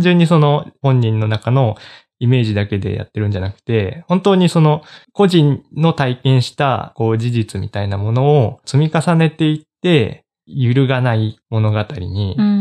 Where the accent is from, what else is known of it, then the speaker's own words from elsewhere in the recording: Japan; 自分のその生まれ育った日本っていう国